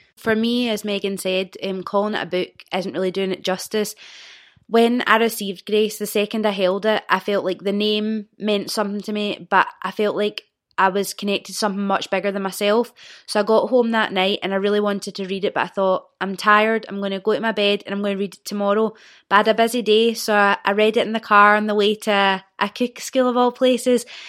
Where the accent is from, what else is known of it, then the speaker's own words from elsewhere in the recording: Old Kilpatrick, Scotland, United Kingdom; I was born and raised in Old Kilpatrick, which is a small village outside of Clyde Bank